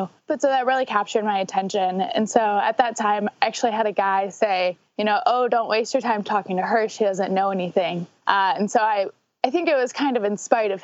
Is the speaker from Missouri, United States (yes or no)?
yes; St. Louis, Missouri, United States; I'm from St. Louis